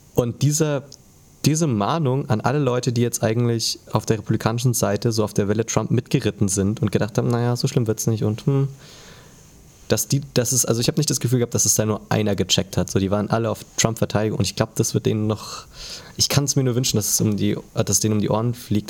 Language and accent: German; Germany; als Deutscher